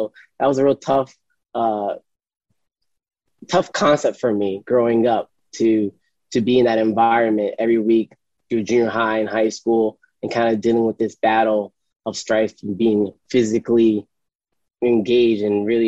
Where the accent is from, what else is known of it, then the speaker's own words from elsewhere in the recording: New London, Connecticut, United States; I grew up in New London, Connecticut